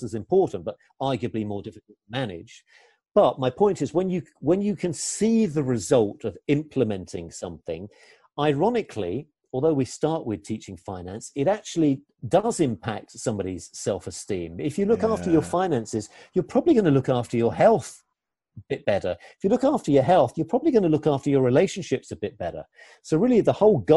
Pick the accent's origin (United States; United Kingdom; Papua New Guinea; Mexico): United Kingdom; England; I'm English